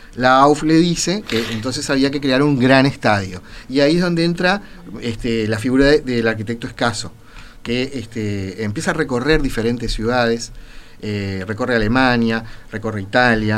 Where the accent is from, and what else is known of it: Uruguay